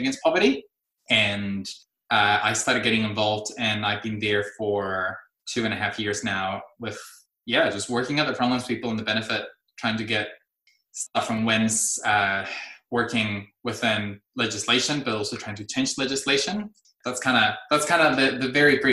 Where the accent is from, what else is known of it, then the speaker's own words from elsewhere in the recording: Tijuana, Baja California, Mexico; moved away as an adult; now in New Zealand; I'm a first generation immigrant from Mexico. I've been here in Aotearoa since 2006